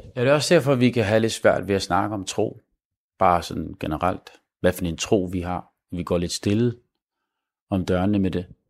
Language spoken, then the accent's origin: Danish; Denmark